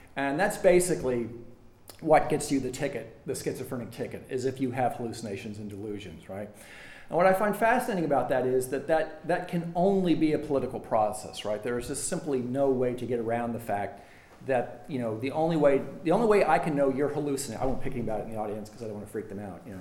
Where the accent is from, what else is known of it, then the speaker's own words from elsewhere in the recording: United States; as an American